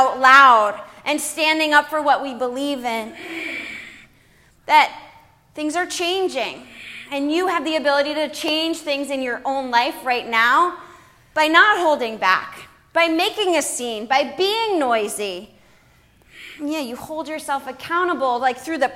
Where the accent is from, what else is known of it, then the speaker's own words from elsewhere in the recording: United States; we as a American society